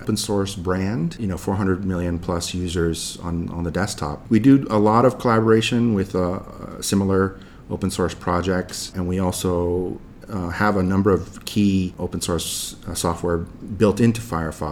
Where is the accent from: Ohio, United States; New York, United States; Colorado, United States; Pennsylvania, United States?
New York, United States; New York City; moved away as an adult; also born or lived in New Jersey; now in Tokyo, Japan; I grew up in New York City